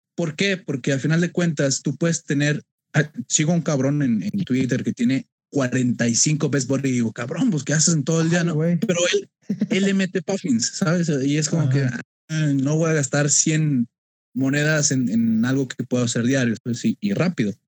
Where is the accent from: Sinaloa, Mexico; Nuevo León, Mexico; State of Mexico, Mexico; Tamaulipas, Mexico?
Nuevo León, Mexico; Monterrey; soy de Monterrey